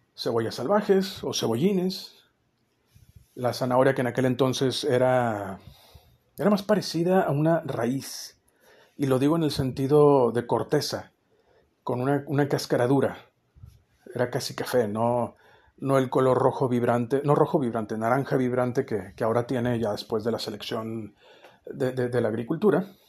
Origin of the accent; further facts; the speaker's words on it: northern Mexico, Mexico; somos norteños